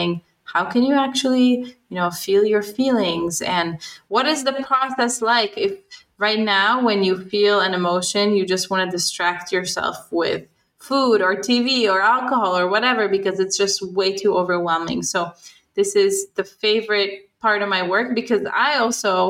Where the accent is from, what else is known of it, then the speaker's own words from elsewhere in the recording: Israel; I was growing up in Israel